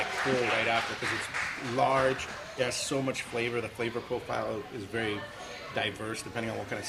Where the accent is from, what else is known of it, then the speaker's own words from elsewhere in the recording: Guam; maybe growing up on Guam